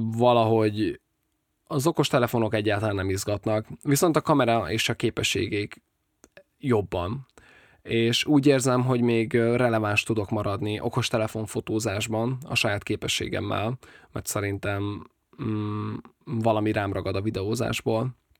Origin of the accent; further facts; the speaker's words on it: Nyíregyháza, Szabolcs-Szatmár-Bereg, Hungary; moved away as an adult; also born or lived in Budapest; A barátnőmmel mindketten nyíregyháziak vagyunk